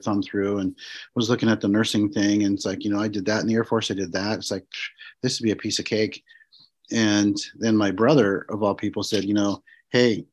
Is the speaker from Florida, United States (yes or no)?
no; Montana, United States; moved away as an adult; I grew up in Montana, and I got sent back to Montana, stationed there.